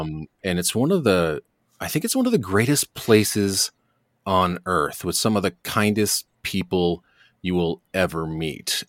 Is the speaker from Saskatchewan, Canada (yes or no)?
no; Hamilton, Ontario, Canada; also born or lived in Toronto / Ajax; I spent about uh, you know grade seven till my mid twenties living in Hamilton, mm and uh, I consider that my hometown.